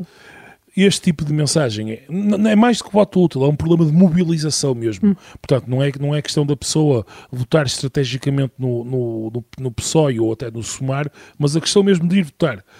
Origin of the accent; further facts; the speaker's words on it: Minho, Portugal; sou minhoto